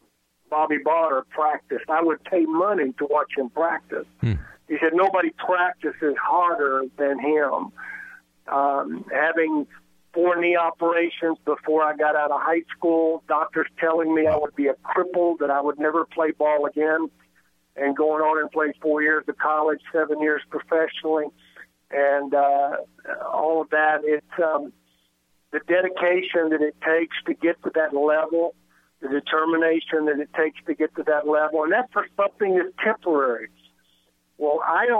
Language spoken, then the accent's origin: English; West Texas, United States; I was brought up playing in Texas with the wind out west Texas